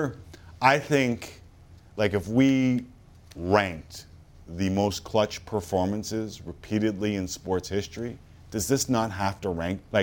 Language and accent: English; Canada